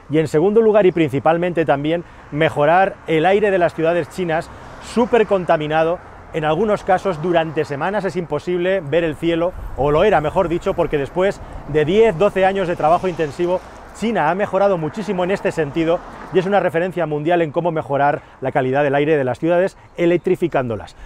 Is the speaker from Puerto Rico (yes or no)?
no; Spain